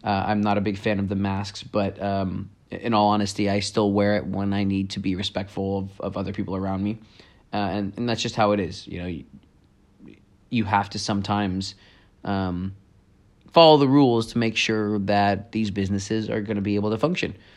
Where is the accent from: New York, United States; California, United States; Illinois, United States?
California, United States; Campbell; my hometown, Campbell